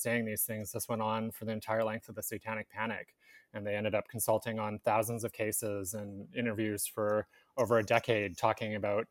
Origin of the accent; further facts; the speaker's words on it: Victoria, British Columbia, Canada; now in Vancouver, Canada; I am from Victoria, so I grew up with this story